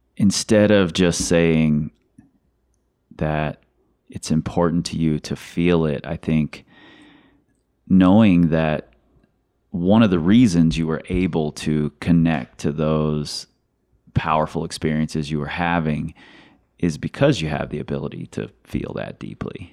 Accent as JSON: {"language": "English", "town": "Cincinnati", "region": "Ohio", "country": "United States", "said": "I'm from Cincinnati"}